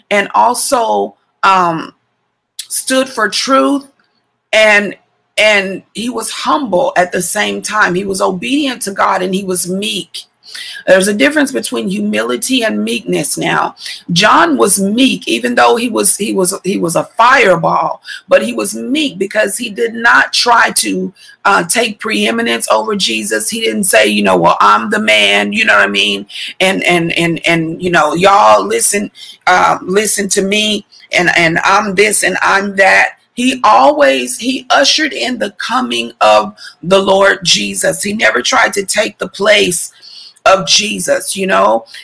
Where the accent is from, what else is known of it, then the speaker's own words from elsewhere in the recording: Missouri, United States; born there; also born or lived in Texas; and I've lived in Texas twice in my life, and I was born in Missouri though.